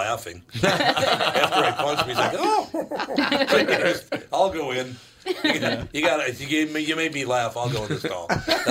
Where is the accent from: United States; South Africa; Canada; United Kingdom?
United States; Minneapolis, Minnesota; Well, I'm from North Minneapolis.